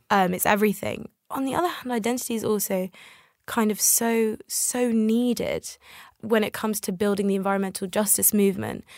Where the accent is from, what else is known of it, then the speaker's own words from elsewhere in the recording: United Kingdom; also born or lived in Tel Aviv, Israel; I came to the U K when I was very young. I was a toddler.